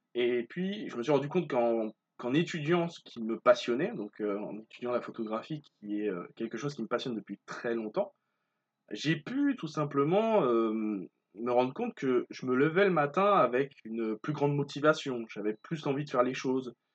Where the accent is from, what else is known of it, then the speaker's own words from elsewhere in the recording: Martinique; je suis originaire de Martinique